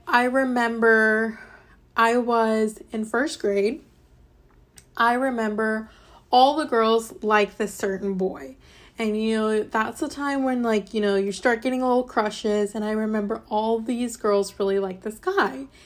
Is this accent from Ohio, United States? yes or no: yes; Fairborn, Ohio, United States; also born or lived in Alabama; I was born in Alabama, and then my parents moved to a small city in, um, Ohio called Fairborn